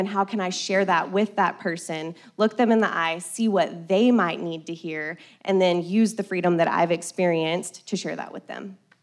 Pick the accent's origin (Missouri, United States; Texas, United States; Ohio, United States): Texas, United States; Colorado City; I grew up in Colorado City, not far from here